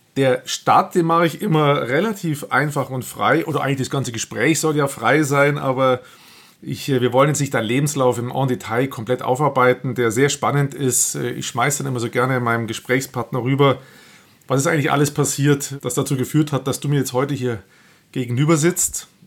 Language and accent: German; Nuremberg, Bavaria, Germany; ich komme aus Nürnberg